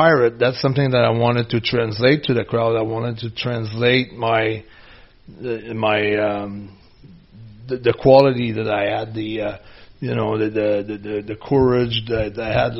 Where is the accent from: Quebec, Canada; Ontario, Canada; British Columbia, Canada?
Quebec, Canada; I was from Louisiana